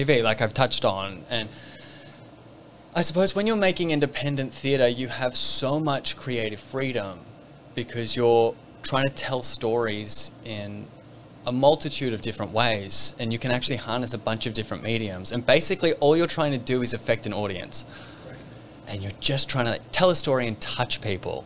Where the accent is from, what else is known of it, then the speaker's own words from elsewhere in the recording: Australia; moved away as an adult; also born or lived in Melbourne; now in Vancouver, Canada; I'm an Australian currently living in Canada, Vancouver